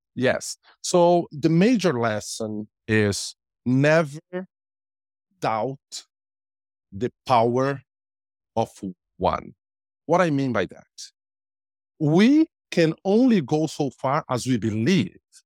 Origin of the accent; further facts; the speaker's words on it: Brazil; English is a second language; moved away as an adult; now in Canada; I am Brazilian by birth, but I'm Canadian by choice